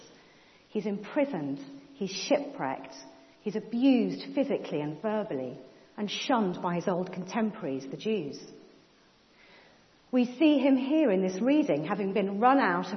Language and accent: English; Cambridge, East of England, United Kingdom; When I was growing up in Cambridge